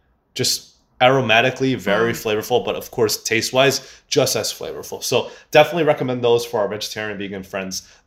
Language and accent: English; Michigan, United States; growing up in Michigan